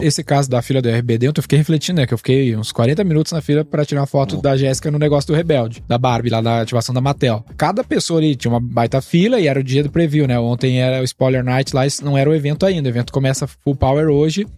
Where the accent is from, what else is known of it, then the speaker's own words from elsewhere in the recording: Rio Grande do Sul, Brazil; moved away; Sou gaúcho, né?